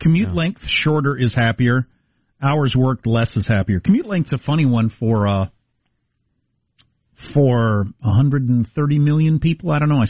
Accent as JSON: {"language": "English", "region": "South Dakota", "country": "United States", "said": "I'm from South Dakota."}